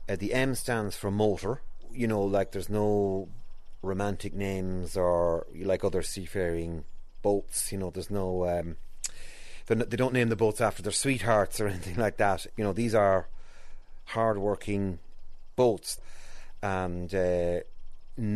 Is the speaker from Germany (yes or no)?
no; Edenderry, County Offaly, Ireland; I'm a writer, and I'm from Eton Derry